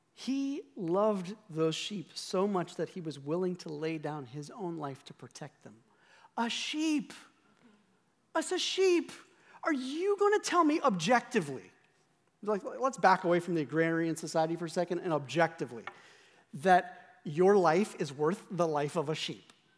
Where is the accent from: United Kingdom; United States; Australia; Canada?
United Kingdom; Scotland; I'm Scottish